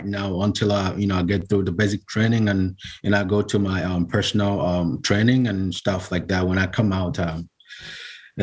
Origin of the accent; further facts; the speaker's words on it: Nigeria; now in United States; originally I'm from Nigeria.